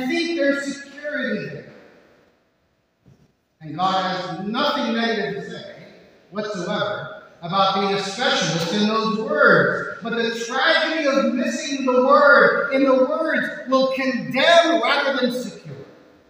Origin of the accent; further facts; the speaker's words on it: Miami, Florida, United States; I grew up in Southwest St. County in Miami, Florida